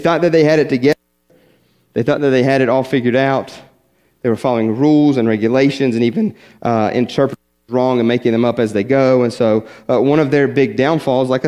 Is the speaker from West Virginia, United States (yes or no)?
yes; West Virginia, United States; I grew up in West Virginia, small little country church